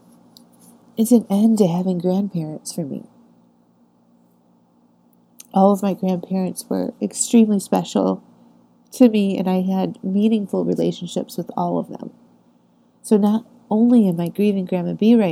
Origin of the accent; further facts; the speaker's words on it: Chesterton, Indiana, United States; moved away; My grandmothers were living at the same nursing home in my hometown in Chesterton, Indiana.